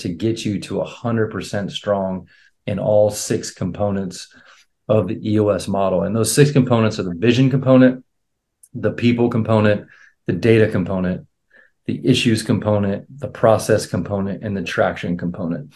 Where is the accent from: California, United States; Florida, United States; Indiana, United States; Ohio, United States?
Ohio, United States; Akron; now in Columbus, United States; I'm in Columbus, Ohio. I'm from Akron, Ohio